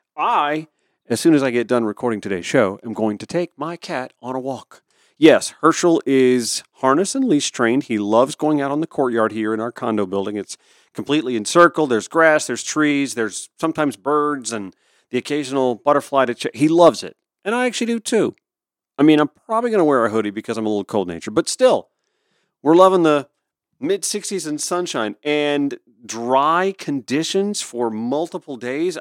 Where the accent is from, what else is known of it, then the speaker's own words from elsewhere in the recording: Fort Gordon, Georgia, United States; Fort Gordon, Georgia. That's my hometown